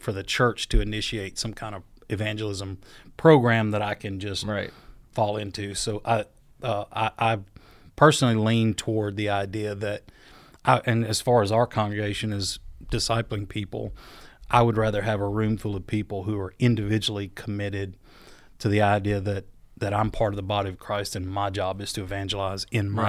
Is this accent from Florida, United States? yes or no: yes; Panama City, Florida, United States; born there; I was born in 71 in Panama City, Florida. A lot of people don't know that. My dad was in the Air Force, and I was born there on an Air Force base in Panama City.